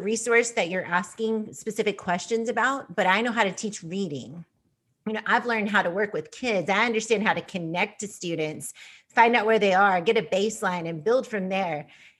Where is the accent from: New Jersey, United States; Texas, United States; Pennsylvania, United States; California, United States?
Texas, United States; also born or lived in Kansas; I came from Texas. I lived in Kansas and that was a new resource for me.